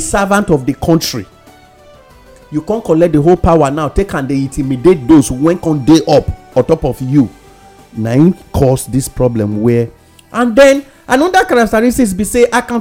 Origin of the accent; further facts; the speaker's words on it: Nigeria; I am a Nigerian